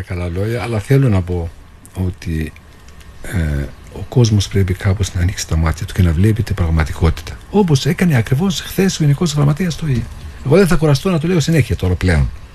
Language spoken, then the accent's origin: Greek; Jenin, West Bank, Palestine; moved away as an adult; now in Cyprus; Γεννήθηκα στη Δυτική Όχθη. Είμαι από την πόλη Τζινίν